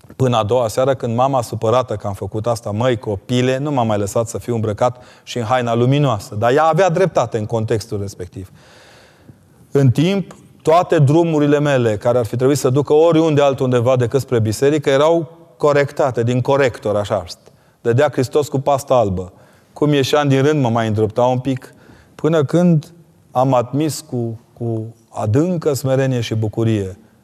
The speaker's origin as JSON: {"language": "Romanian", "region": "Transylvania", "country": "Romania", "said": "Eu sunt un ardelean convertit de olteni"}